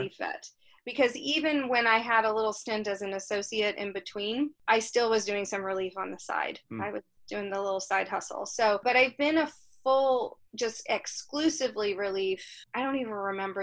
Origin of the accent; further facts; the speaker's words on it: Florida, United States; moved away as an adult; also born or lived in California; I grew up in Florida.